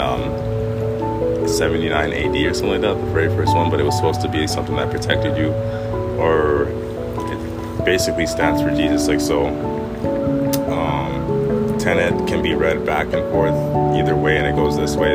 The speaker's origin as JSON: {"language": "English", "town": "Winnipeg", "region": "Manitoba", "country": "Canada", "tie": "born or raised there", "said": "I grew up in Winnipeg."}